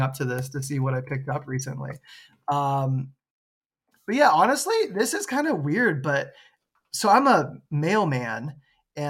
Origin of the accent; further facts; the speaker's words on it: United States; I'm American